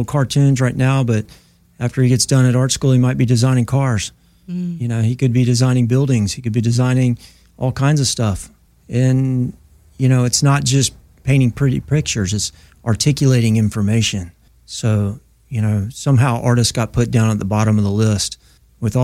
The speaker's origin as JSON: {"language": "English", "town": "Myrtle Beach", "region": "South Carolina", "country": "United States", "also_born_or_lived": "Oahu, Hawaii", "moved": "as an adult", "lives_now": "California, United States", "said": "I'm originally from Myrtle Beach, South Carolina"}